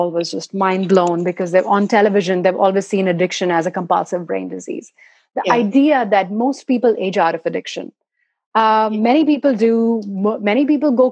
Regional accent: India; moved away as an adult; now in United States; I came to the US about 8 years ago now, and I'm from India, and that's where I've lived my life

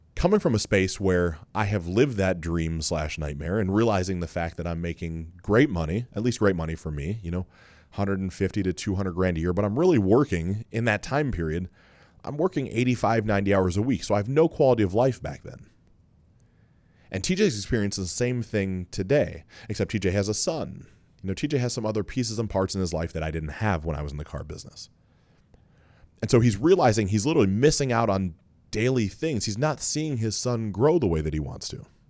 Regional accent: Mansfield, Ohio, United States; also born or lived in Cincinnati, Ohio; Grew up in Mansfield, but went to a school called Lexington.

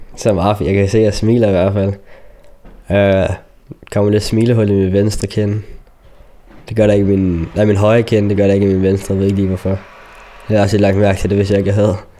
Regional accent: Denmark; also born or lived in Chile; Jeg er dansker, men jeg er mørkehuden

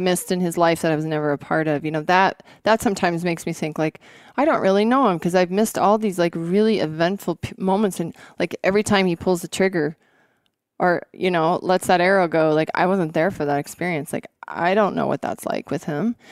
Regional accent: Montana, United States; moved away as an adult; also born or lived in Washington State; I grew up here in Montana

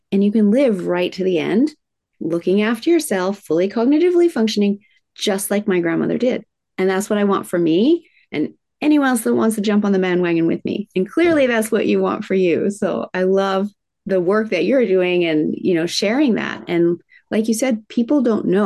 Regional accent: Tokyo, Japan; I was raised in Tokyo, Japan in the 70s, in the height of manufacturing plants spewing out toxins.

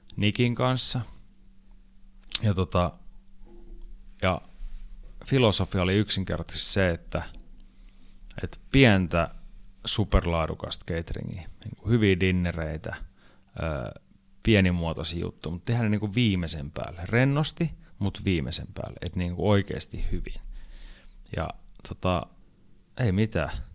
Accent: Finland; Mä lensin takas Suomeen

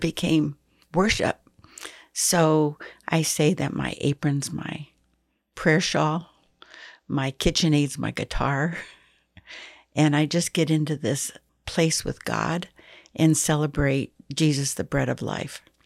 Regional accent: Michigan, United States; now in Texas, United States; I was raised in Michigan

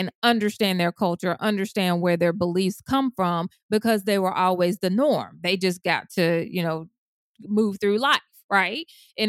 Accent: Deep South, United States; I was raised in the Deep South as a Black woman.

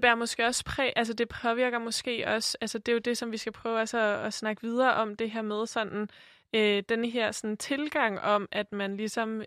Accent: Denmark; Sofie og jeg har jo øh, som begge to er vokset op i Danmark som, som danskere

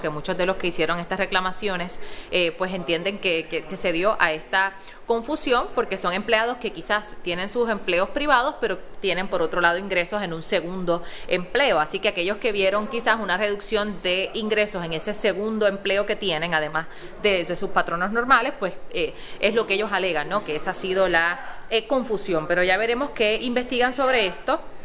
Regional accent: Utuado, Puerto Rico; en mi pueblo, en nuestro pueblo de Utuado

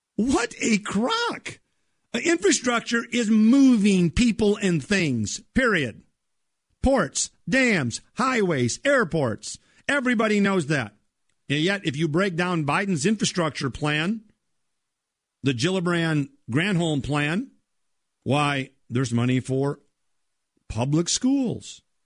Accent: Minnesota, United States; my home state of Minnesota

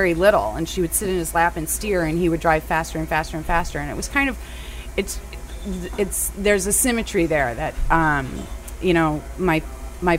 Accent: Downers Grove, Illinois, United States; I'm from a place called Downers Grove, Chicago

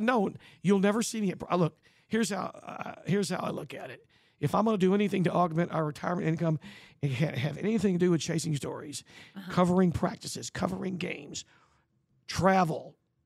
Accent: Hempstead, Texas, United States; When I was growing up in Hempstead, Texas, which is 50 miles northwest of here

